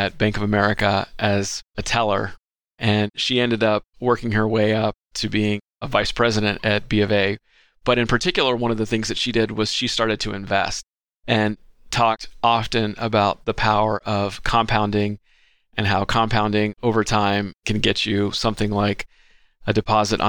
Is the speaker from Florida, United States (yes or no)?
no; Southern California, United States; I was born and raised in Southern California